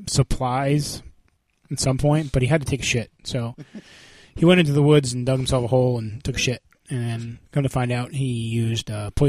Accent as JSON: {"language": "English", "region": "Vermont", "country": "United States", "tie": "born or raised there", "said": "I grew up in Vermont."}